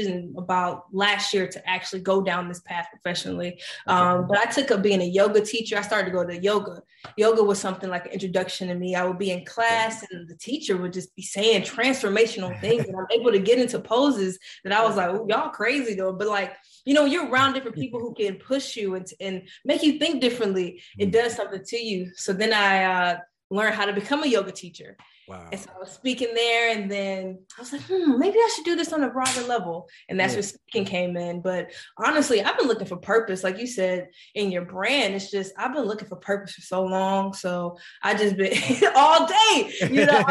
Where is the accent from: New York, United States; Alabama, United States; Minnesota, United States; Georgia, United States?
Georgia, United States; Decatur; I'm from Decatur, Georgia